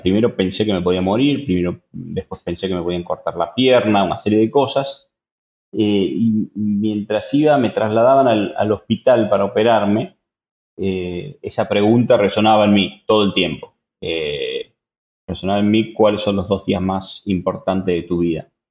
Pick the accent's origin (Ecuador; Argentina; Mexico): Argentina; Tucumán; soy un tucumano